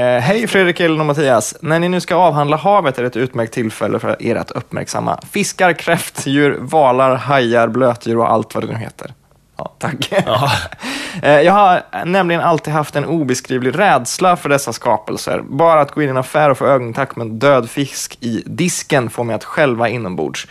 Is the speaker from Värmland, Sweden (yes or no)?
yes; Värmland, Sweden; jag är från Värmland